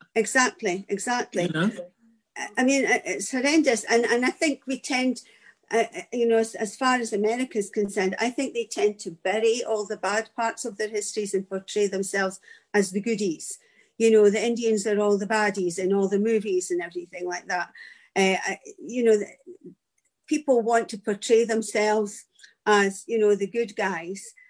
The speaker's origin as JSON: {"language": "English", "region": "Scotland", "country": "United Kingdom"}